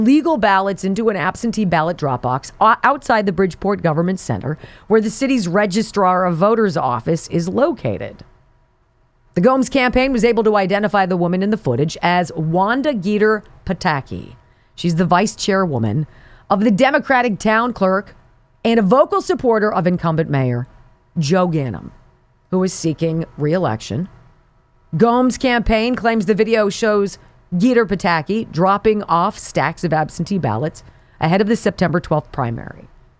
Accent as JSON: {"language": "English", "country": "Cuba", "said": "I come from Cuba. My people are from Cuba. We don't trust banks because we don't get banks, right?"}